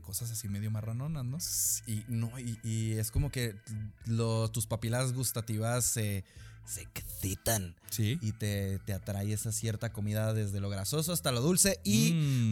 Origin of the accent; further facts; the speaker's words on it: Mexico; nosotros somos mexicanos